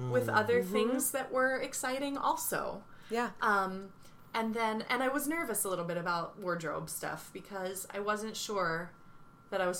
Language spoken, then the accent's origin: English; Cape May, New Jersey, United States; the dance studio where I grew up in Cape May